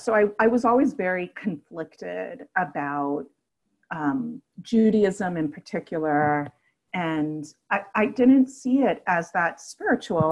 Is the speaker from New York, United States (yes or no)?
yes; New York City, New York, United States; also born or lived in Manhattan; now in Washington, D.C., United States; born and raised in Brooklyn and then Queens, and lived for a while in Manhattan